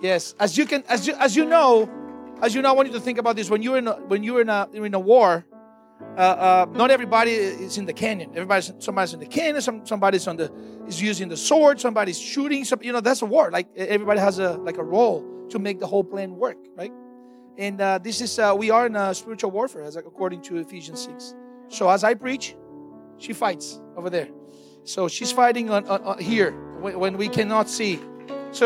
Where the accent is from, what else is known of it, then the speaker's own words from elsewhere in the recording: Brazil; moved away as an adult; now in United States; we are missionaries from Brazil. We moved to the United States actually 3 years ago